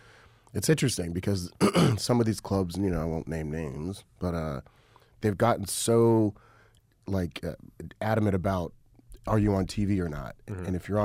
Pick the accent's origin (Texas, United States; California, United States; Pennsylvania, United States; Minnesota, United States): California, United States; Riverside; also born or lived in Los Angeles, California; I grew up in Riverside, California. I moved to L.A. when I was 19. I've been here 20-plus years.